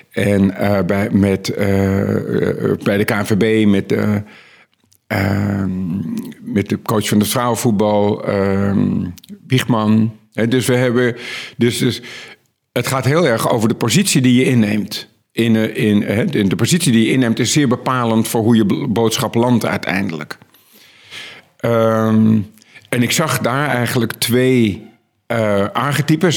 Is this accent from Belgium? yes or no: no; Netherlands